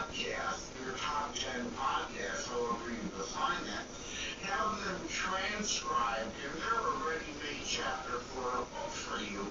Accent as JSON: {"language": "English", "town": "Detroit", "region": "Michigan", "country": "United States", "said": "I'm from the Detroit, Michigan area"}